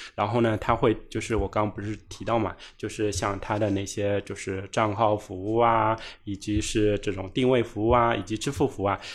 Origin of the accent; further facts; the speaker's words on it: China; 这也是我们中国人的骄傲